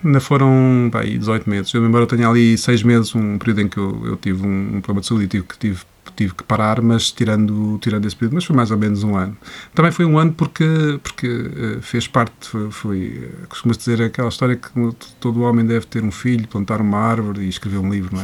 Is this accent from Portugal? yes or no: yes; Coimbra, Centro, Portugal; moved away; na minha casa em Coimbra, porque eu sou de Coimbra